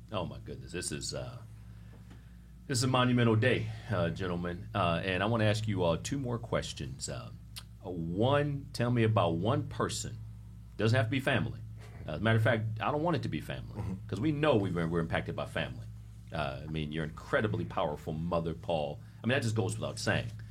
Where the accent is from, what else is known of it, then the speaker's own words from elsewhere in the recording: Ohio, United States; now in Miami, United States; I'm from Ohio